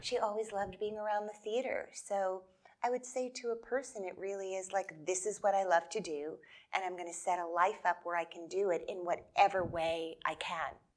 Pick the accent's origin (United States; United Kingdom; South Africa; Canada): United States; New Jersey; I grew up in New Jersey